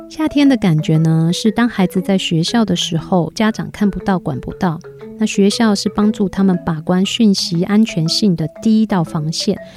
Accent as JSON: {"language": "Chinese", "country": "Taiwan", "said": "我们台湾人呐"}